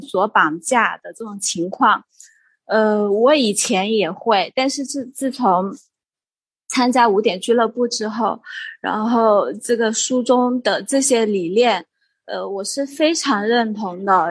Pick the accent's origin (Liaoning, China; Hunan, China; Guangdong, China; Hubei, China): Hunan, China; now in Guilin, China; 我是，现在是生活在桂林，大陆的桂林，然后我是湖南人